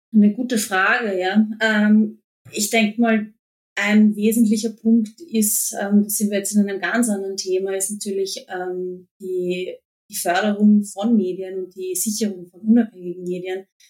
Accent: Vienna, Austria; Eigentlich komme ich aus Wien, aber ich habe, äh, wir haben so, e, wie, viele in Österreich, äh, sind wir zur Hälfte eigentlich ähm, aufgewachsen in Niederösterreich

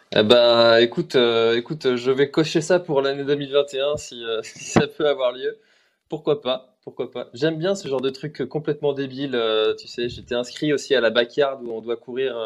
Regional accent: Brittany, France; moi je suis breton

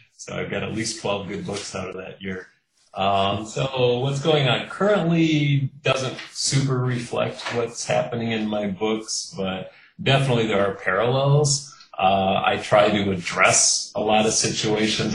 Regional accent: Kenosha, Wisconsin, United States; now in Milwaukee, United States; I grew up in Kenosha, Wisconsin, which is uh, the southeast corner of the state

